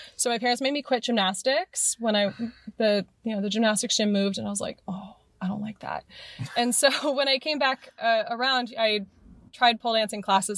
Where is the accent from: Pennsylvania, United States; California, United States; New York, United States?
California, United States; Morgan Hill; now in Oakland, United States; I grew up in Morgan Hill